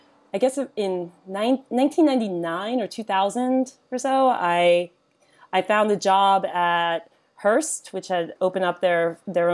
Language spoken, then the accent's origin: English; New York City, New York, United States; moved away as an adult; also born or lived in Bay Area / Florida; now in London, United Kingdom; I grew up in New York City